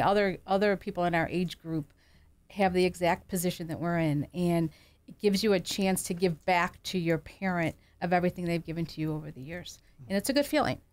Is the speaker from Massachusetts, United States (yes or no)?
no; Kenmore, New York, United States; also born or lived in Williamsville, New York; We grew up in Kenmore